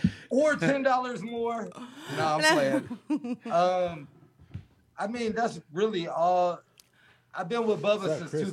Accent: Valdosta, Georgia, United States; I'm from Valdosta, south, 2 hours south of Danny.

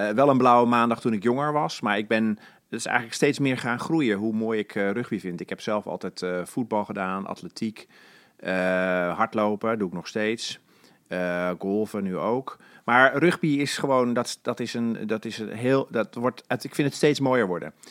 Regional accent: Alkmaar, North Holland, Netherlands; ik ben in Alkmaar opgegroeid

